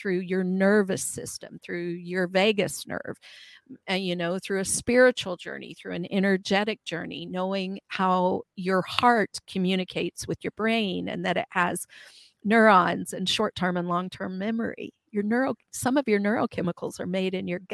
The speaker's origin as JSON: {"language": "English", "region": "Midwestern US", "country": "United States", "tie": "born or raised there", "said": "I grew up in Midwestern US"}